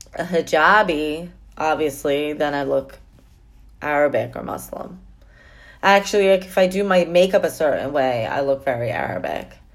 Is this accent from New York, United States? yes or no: yes; New York, United States; I'm a New Yorker. I'm proud of that.